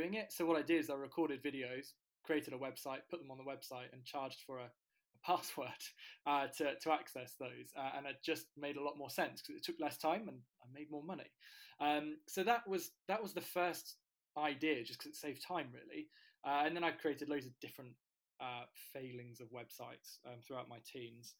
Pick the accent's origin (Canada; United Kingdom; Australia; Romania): United Kingdom; near Cambridge, East of England; I grew up near Cambridge, but my family on my dad's side are all from County Mayo in Ireland.